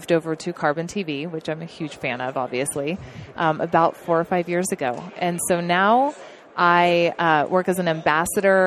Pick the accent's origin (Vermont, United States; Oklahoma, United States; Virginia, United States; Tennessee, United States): Oklahoma, United States; now in Montana, United States; Grew up in Oklahoma